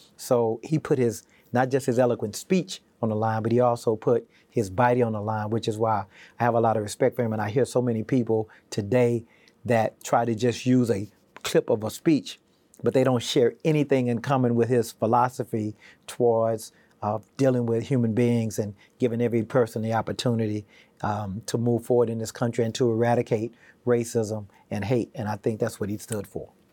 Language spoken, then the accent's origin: English; Houston, Texas, United States; also born or lived in Wilmington; now in Virginia, United States; growing up in Houston kind of formed me and really inspired me to be where I am today